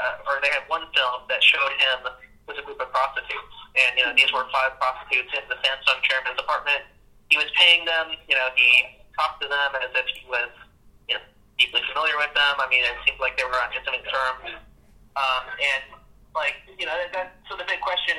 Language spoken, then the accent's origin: English; Chicago, Illinois, United States; I'm from Chicago